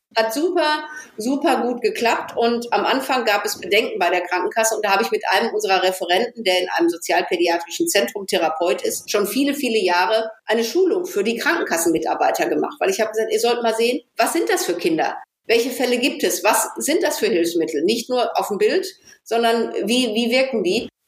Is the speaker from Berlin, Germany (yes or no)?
no; Ruhr area, North Rhine-Westphalia, Germany; bei uns im Ruhrpott